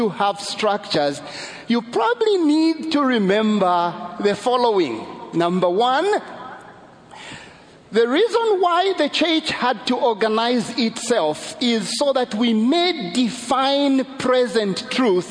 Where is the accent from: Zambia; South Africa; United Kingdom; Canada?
Zambia; I'm from Zambia